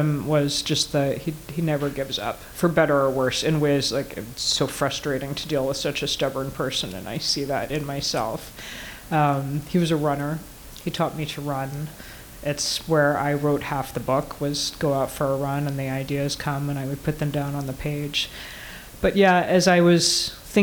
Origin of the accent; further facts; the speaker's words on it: Georgia, United States; moved away; I have some wood in the garage back in Atlanta. I grew up in Georgia.